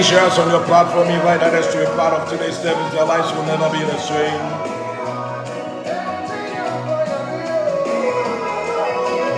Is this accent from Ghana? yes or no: yes; Ghana; I'm a local man. I'm from Ghana.